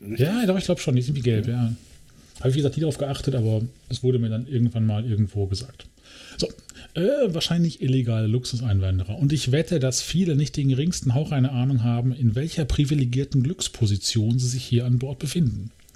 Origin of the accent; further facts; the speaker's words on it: Germany; dass wir Deutsche sind